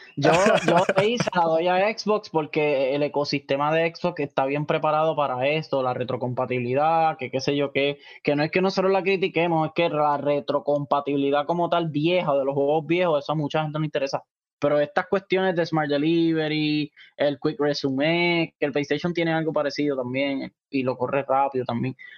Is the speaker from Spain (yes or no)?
no; Puerto Rico